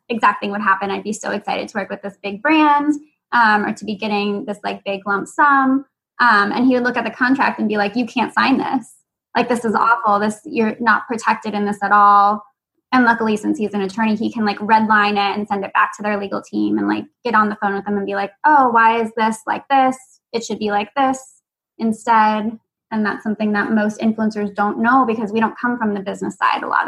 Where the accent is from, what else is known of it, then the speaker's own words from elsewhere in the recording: San Francisco, California, United States; also born or lived in Los Angeles, California; now in Boston, United States; I'm from San Francisco and LA originally